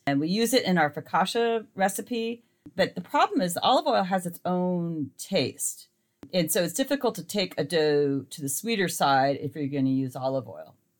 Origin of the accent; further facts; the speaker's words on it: Montana, United States; now in California, United States; the light clover honey I was raised on in Montana